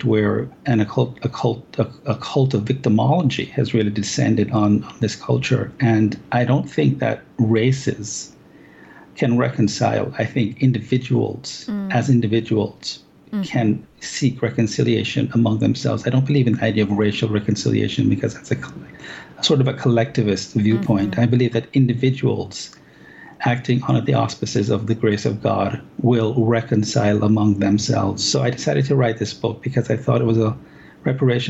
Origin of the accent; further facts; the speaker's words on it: Jamaica; moved away as an adult; now in United States; I was born and raised in Jamaica. I came to America when I was around 20